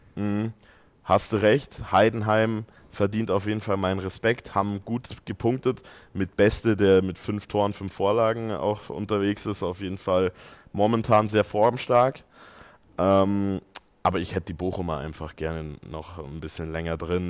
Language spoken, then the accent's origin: German; Austria; bin ja auch äh, Ösi